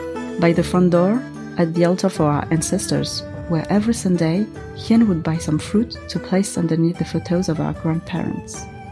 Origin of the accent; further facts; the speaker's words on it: Paris, Île-de-France, France; Growing up in Paris was great. We lived in a working-class neighborhood. It wasn't exactly the chic Paris you see in magazines, but for me, it was paradise.